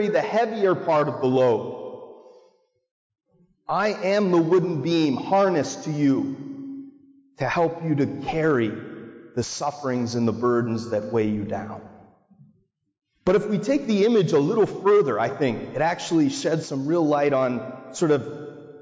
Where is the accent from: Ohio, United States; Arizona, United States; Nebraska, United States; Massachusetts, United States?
Massachusetts, United States; Marblehead; I grew up in Little Marblehead